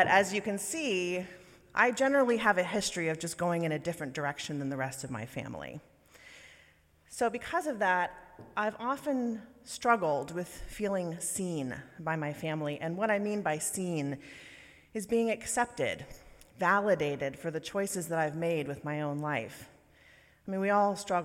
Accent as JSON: {"language": "English", "town": "New Orleans", "region": "Louisiana", "country": "United States", "tie": "born or raised there", "moved": "yes", "said": "I was born and raised in the South, in Louisiana, and New Orleans to be specific"}